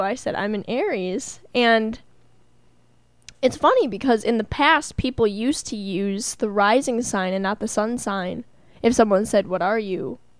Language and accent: English; Milwaukee, Wisconsin, United States; I was born in Milwaukee